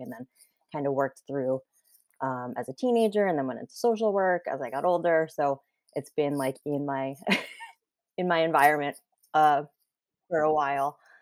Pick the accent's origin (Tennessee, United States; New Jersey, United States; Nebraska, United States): New Jersey, United States; also born or lived in South Korea; So I grew up in New Jersey. I still live in New Jersey